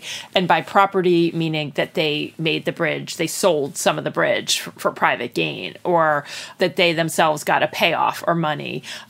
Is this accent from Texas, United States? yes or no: no; New Jersey, United States; I am from New Jersey.